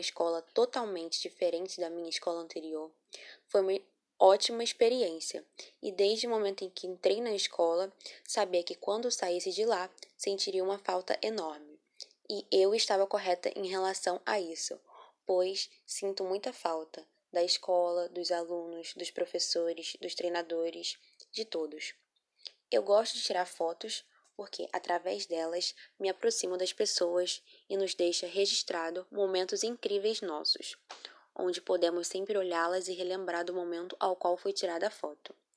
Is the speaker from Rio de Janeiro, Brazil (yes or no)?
yes; Rio de Janeiro, Brazil; Nasci no Rio de Janeiro, moro perto da escola